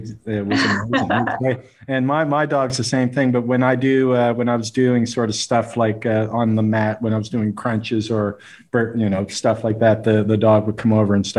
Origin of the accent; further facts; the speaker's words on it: Canada; I'm Canadian